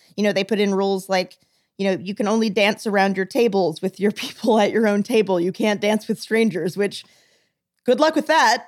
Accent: the South, United States; moved away; I'm from the South

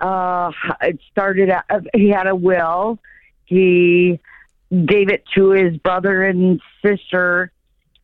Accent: Chicago, Illinois, United States; I'm not a farmer. I'm from Chicago

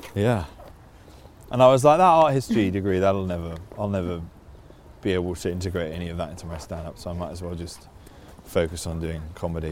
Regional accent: London, United Kingdom; we grew up in Putney

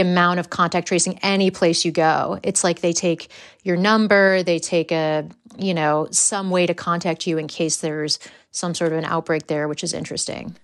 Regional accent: United States; accent: American; moved away as an adult; now in England; my American accent

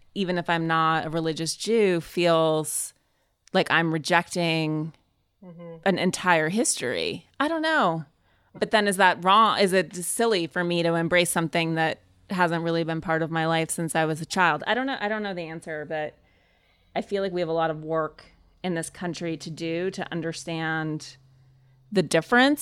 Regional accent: Montana, United States; I grew up in Montana, but I grew up in a totally different culture mm-hmm. than Vermont

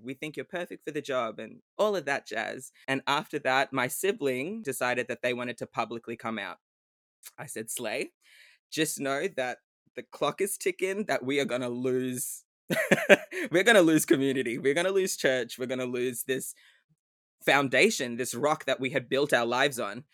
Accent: Melbourne, Victoria, Australia; also born or lived in Sydney; I'm from Melbourne, but I am currently in Sydney for work

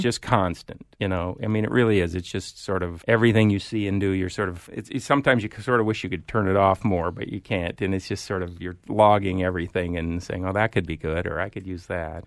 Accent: Iowa, United States; moved away; grew up in Iowa as well, small town

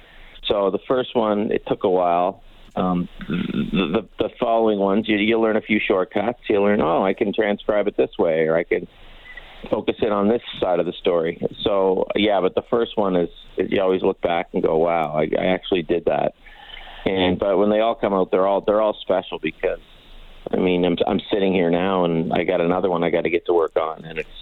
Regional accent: Pictou, Nova Scotia, Canada; accent: slight maritime; So I grew up in a small town. Anyone's ever heard me talk, I talk about my hometown of Pictou quite a bit.

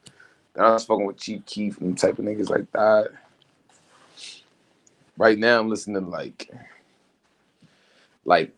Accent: New York City, New York, United States; I'm from Brooklyn in the 90s. I mean, Brooklyn Bro type shit. Yeah. But I was all over Brooklyn

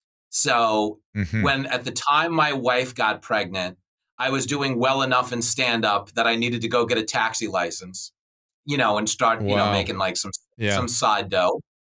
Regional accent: Levittown, New York, United States; But yes, I grew up in Levittown. I started driving a cab and doing stand-up.

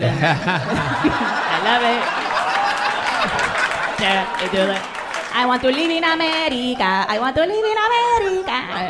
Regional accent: New York City, New York, United States; moved away as an adult; now in Austin, United States; I've lived in New York all of my life.

